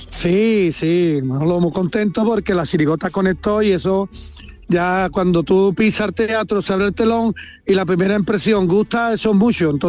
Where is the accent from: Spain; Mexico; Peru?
Spain; Cádiz, Andalusia; soy el lo de Cádiz, que lo que le tengo que decir a mi tierra son cosas bonitas.